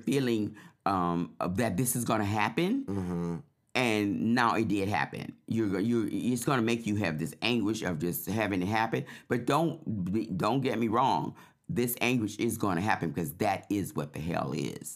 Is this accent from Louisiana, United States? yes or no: yes; New Orleans, Louisiana, United States; I'm from New Orleans